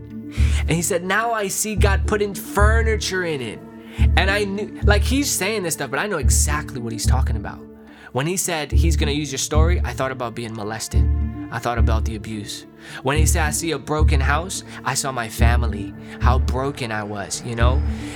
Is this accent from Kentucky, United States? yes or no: no; Long Island, New York, United States; born there; Yeah, so I was born in New York, Long Island, New York, from immigrant parents.